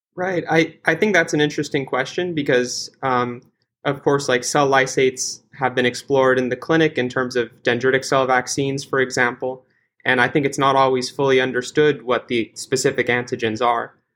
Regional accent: California, United States; now in Boston, United States; I'm originally from California

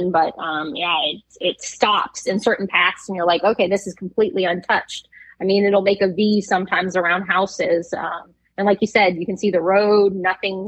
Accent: Pahoa, Hawaii, United States; born or raised there; moved away; also born or lived in Massachusetts / Oahu, Hawaii

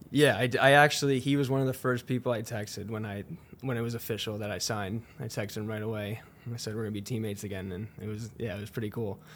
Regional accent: New Jersey, United States; moved away as an adult; also born or lived in Vancouver, Canada; now in St. Louis, United States; New Jersey in my home state

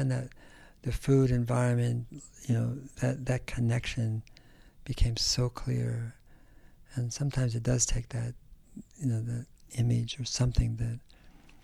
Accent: Berkeley, California, United States; also born or lived in San Joaquin Valley, California; I grew up in California. I grew up in the San Francisco Bay Area, mm-hmm. and then in the valley as well, San Joaquin Valley

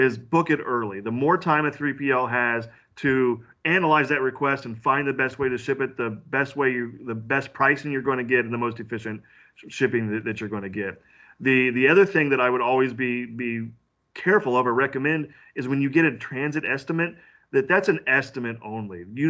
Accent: Central Illinois, United States; moved away as an adult; now in St. Louis, United States; I grew up in Central Illinois. I'm a farm boy that's decided to go live in the big city

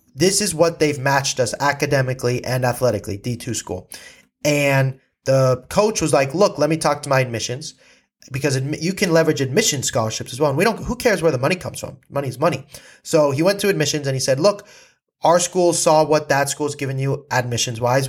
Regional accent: California, United States; I was from California

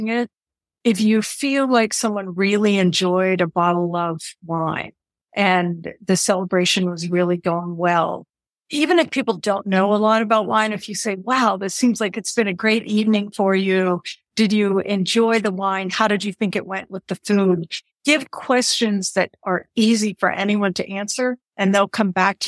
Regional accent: Western Pennsylvania, United States; I grew up in a family hotel business. It actually was a combination ski area, year-round resort in Western Pennsylvania

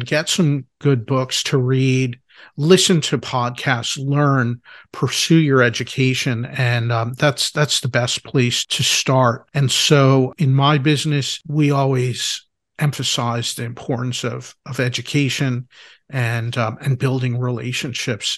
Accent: Philadelphia, Pennsylvania, United States; I'm from Philadelphia.

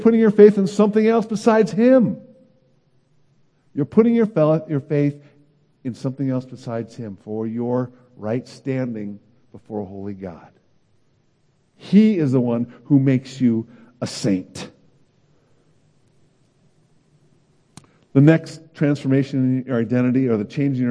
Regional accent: Oakland, California, United States; moved away as an adult; also born or lived in Davis, California / Santa Barbara, California / Chicago; I grew up in Oakland, California

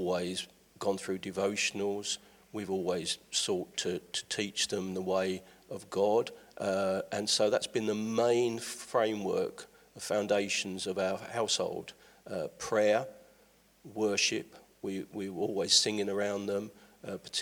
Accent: London, United Kingdom; also born or lived in Milton Keynes; now in Ilkeston, United Kingdom; originally from London, came up through Milton Keynes through to Ilkeston

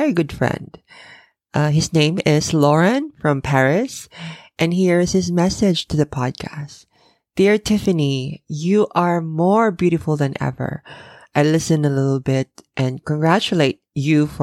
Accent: Philippines; now in Japan; I'm originally from the Philippines, and in the Philippines, we only have two seasons

